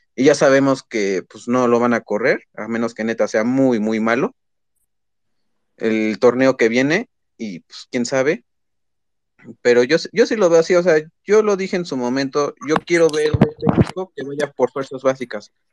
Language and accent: Spanish; Puebla, Mexico; soy de Puebla